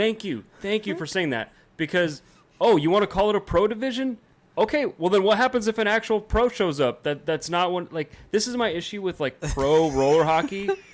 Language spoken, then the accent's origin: English; San Jose, California, United States; that's the rink I grew up playing at in San Jose